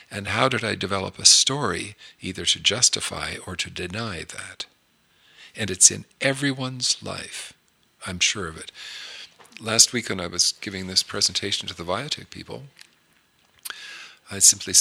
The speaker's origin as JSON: {"language": "English", "town": "Toronto", "region": "Ontario", "country": "Canada", "tie": "born or raised there", "said": "we grew up in Toronto"}